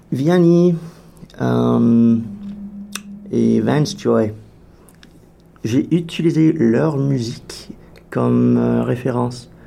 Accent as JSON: {"language": "French", "country": "Canada", "said": "Alliant, je crois que le fait que je suis canadien, que je joue un instrument un peu bizarre."}